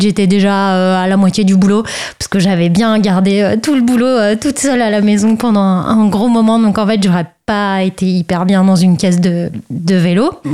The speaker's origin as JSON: {"language": "French", "region": "Brittany", "country": "France", "tie": "born or raised there", "said": "j'ai grandi en Bretagne"}